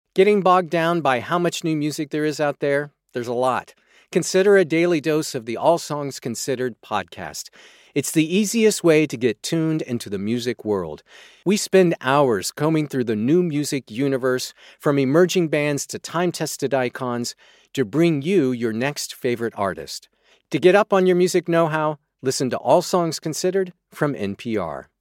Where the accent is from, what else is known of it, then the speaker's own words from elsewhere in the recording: Florida, United States; my home state of Florida